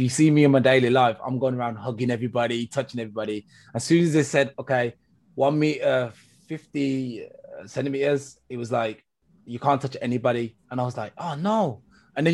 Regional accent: England, United Kingdom; I'm from England, as you probably can, you know, judge from my accent.

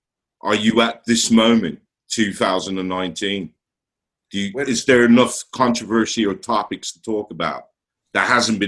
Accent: Smethwick, West Midlands, United Kingdom; also born or lived in Hamstead, Great Barr; I grew up in Smethwick

